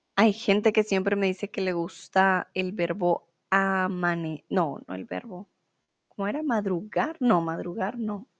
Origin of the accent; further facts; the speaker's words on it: Colombia; moved away as an adult; now in Germany; soy de Colombia y mm, bueno, realmente vivo en Alemania